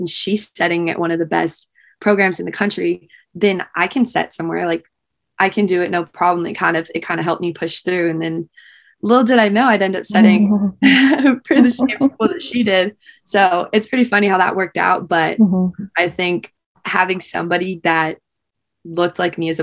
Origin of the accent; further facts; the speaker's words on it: Honolulu, Hawaii, United States; moved away as an adult; also born or lived in Austin, Texas; I am from Honolulu, Hawaii